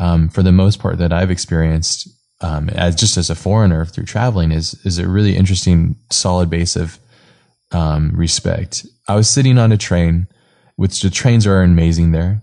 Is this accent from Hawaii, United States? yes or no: yes; Hawaii, United States; I grew up in Hawaii